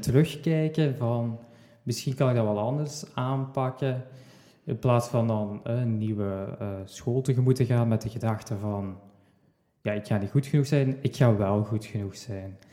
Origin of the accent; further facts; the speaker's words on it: Sint-Truiden, Flanders, Belgium; Ik kom uit Sint-Truiden